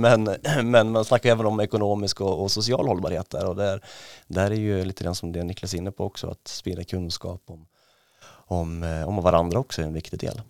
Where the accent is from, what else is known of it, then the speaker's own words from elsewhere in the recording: Ås, Jämtland, Sweden; jag är ju uppvuxen i, i Ås utanför Östersund